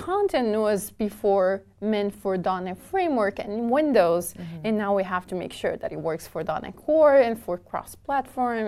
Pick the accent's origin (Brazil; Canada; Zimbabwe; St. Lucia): Brazil; Porto Alegre, Rio Grande do Sul; moved away as an adult; now in United States; I grew up in Brazil, and I moved to the U.S. 11 years ago.